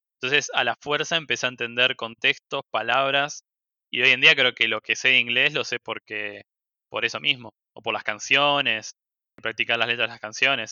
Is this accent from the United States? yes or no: no; Argentina; Acá en Argentina